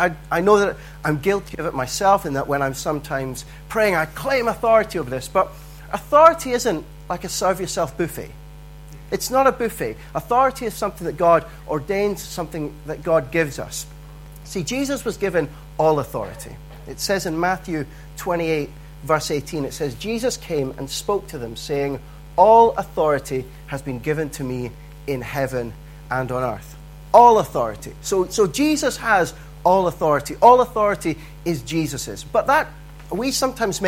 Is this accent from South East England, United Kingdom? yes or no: no; Dundee, Scotland, United Kingdom; I grew up in Dundee